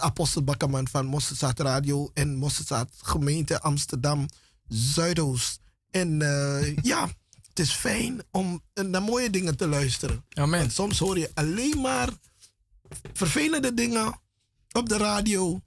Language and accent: Dutch; Paramaribo, Paramaribo District, Suriname; moved away; ik ben grootgebracht in Paramaribo, in de straten van Paramaribo.